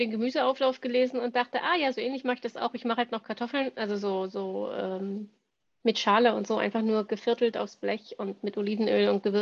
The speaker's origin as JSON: {"language": "German", "region": "Thuringia", "country": "Germany", "tie": "born or raised there", "said": "wie bin ich groß geworden auf dem Dorf in Thüringen, ähm, wo man noch selber schlachtet"}